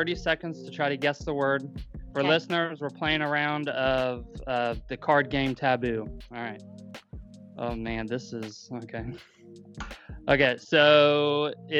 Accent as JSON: {"language": "English", "region": "Southeastern Indiana", "country": "United States", "said": "we're from Southeastern Indiana"}